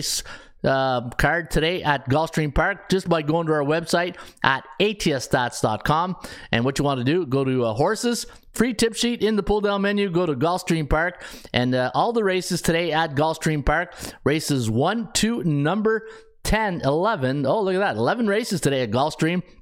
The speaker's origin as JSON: {"language": "English", "town": "Ottawa", "region": "Ontario", "country": "Canada", "said": "I'm a Ottawa guy, so obviously I grew up taking on the Habs."}